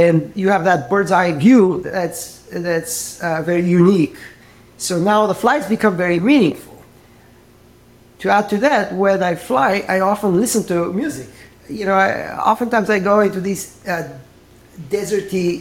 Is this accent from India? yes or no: no; Bulgaria; moved away as an adult; now in United States; Originally from Bulgaria, and I moved to the U.S. a little over 30 years ago to study music.